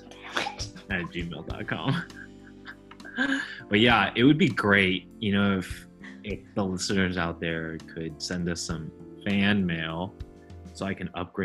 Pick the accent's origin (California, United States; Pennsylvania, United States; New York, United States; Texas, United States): California, United States; Fremont; growing up in Fremont, like, Indian people are tight.